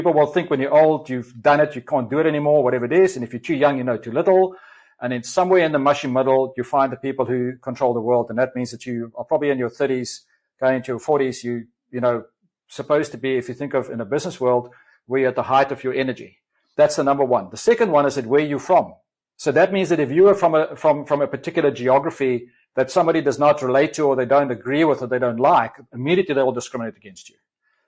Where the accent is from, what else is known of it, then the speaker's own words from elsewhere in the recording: South Africa; accent: South African; I've got a kind of a convoluted kind of South African come whatever other accent.